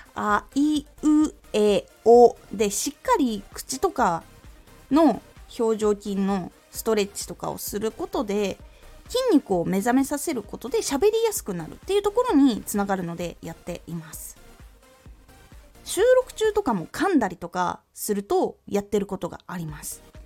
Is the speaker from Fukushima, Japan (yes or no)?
no; Aomori, Japan; moved away; 特に私青森の出身で東北なので